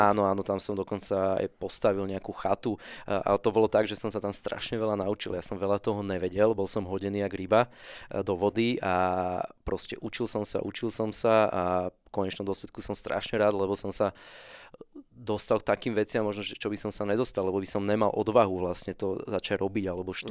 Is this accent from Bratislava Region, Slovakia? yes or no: yes; Bratislava, Bratislava Region, Slovakia; ja som z Petržalky, zo sídliska, najväčšieho na Slovensku